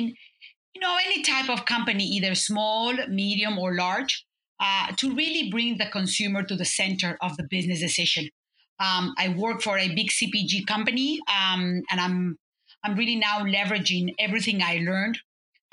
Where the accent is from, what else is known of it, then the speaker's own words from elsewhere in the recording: Cuernavaca, Morelos, Mexico; moved away as an adult; also born or lived in United States; I'm a Mexican who was raised and born in a small town, Cuernavaca.